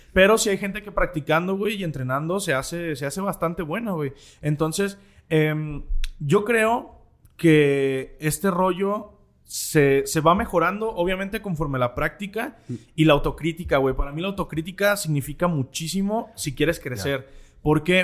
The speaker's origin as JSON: {"language": "Spanish", "town": "Guadalajara", "region": "Jalisco", "country": "Mexico", "tie": "born or raised there", "said": "en el barrio donde crecí, que aquí en Guadalajara se llama el barrio de la Expenal"}